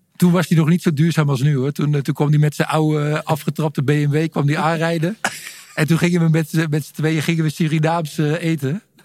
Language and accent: Dutch; Stolwijk, South Holland, Netherlands; ik kom uit de buurt van Gouda, een klein dorpje, Stolwijk